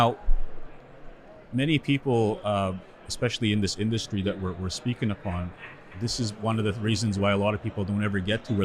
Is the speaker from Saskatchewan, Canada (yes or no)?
yes; Sweetgrass First Nation, Saskatchewan, Canada; now in Saskatoon, Canada; I'm originally from Sweetgrass First Nation. That's where my community is from. Currently living in Saskatoon